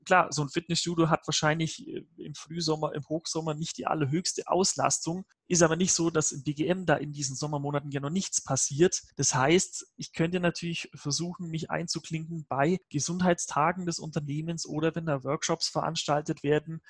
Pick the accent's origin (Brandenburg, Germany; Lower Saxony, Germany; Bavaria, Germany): Bavaria, Germany; Allgäu; man hört mir das möglicherweise an. Ich komme ja aus Bayern, aus, aus dem beschaulichen Allgäu.